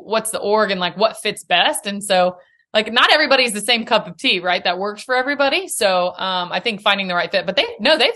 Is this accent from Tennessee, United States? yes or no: yes; Nashville, Tennessee, United States; Born and raised in Nashville